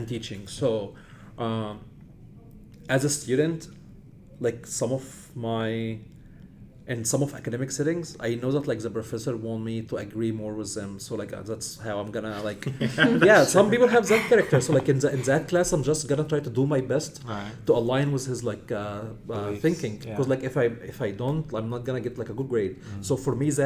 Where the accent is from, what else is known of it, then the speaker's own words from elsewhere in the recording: Egypt; moved away as an adult; I come from Egypt, so like we have long history